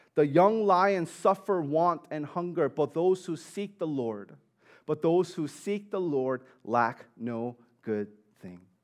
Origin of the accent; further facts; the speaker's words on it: New York City, New York, United States; I grew up in Staten Island